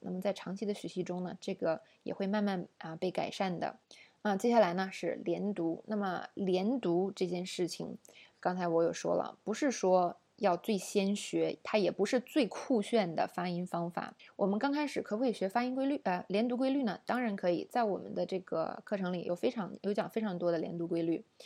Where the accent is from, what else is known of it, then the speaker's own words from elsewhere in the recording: China; 我们中国人